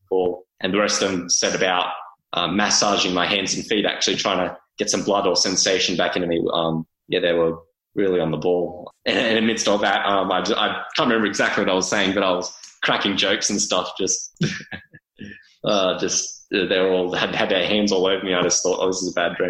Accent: Sydney, New South Wales, Australia; also born or lived in Perth; growing up, just sort of out in the western suburbs of Sydney

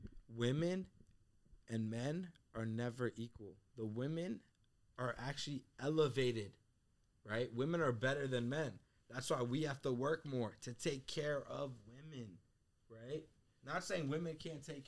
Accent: United States; also born or lived in Afghanistan; The country I was born

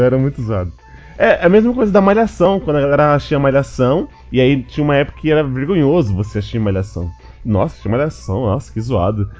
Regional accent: Brazil; eu sou do Brasil

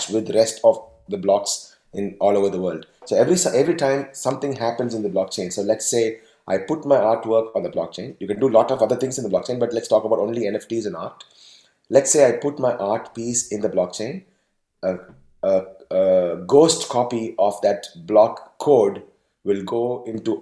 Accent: Tamil Nadu, India; I am from Tamil Nadu.

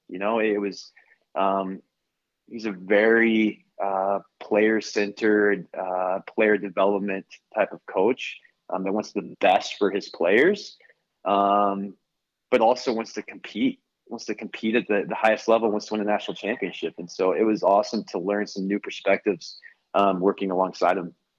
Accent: Tulsa, Oklahoma, United States; now in Arizona, United States; I grew up in Tulsa, Oklahoma.

